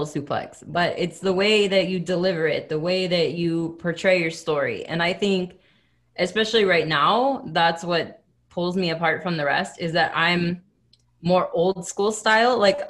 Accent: Akron, Ohio, United States; moved away as an adult; also born or lived in Cleveland, Ohio; now in Montreal, Canada; I'm originally from Akron, Ohio

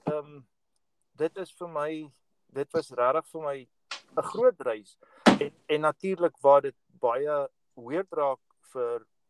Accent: South Africa; moved away as an adult; now in United States; ons wat groot geword het in Suid-Afrika

